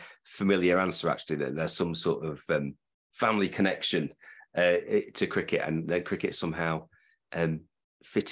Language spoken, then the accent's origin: English; Preston, North West England, United Kingdom; now in Birmingham, United Kingdom; I'm from Preston originally. We live in Birmingham now